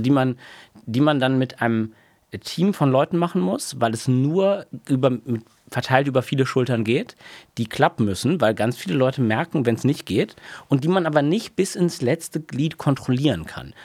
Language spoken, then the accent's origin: German; Oldenburg, Lower Saxony, Germany; moved away as an adult; in meiner Heimatstadt Oldenburg